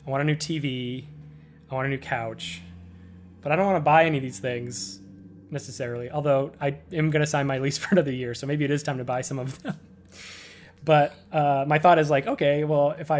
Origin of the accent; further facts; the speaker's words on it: Worcester, Massachusetts, United States; moved away as an adult; also born or lived in Boston, United States / Cambridge, United States; now in New York, United States; Leaving Worcester, I ended up not saying bye. Like, I still talk to all the people I know from high school